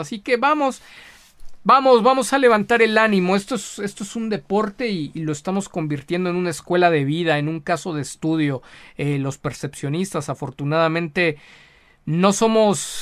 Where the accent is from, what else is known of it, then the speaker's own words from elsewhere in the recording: Mexico; como mexicano, como latinoamericano